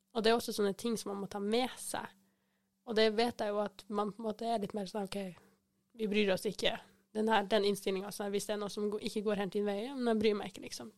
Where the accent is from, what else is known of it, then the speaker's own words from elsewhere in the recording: Kristiansand, Agder, Norway; jeg er fra Kristiansand